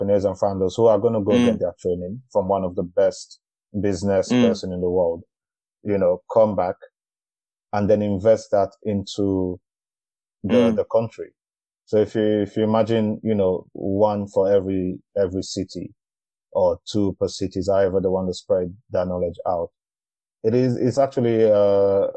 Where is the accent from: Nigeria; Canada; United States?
Nigeria; I am from Nigeria